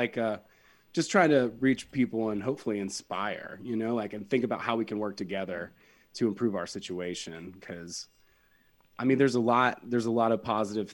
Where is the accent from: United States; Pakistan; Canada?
United States; West Georgia; I'm from West Georgia, so, you know, I grew up around a lot of meth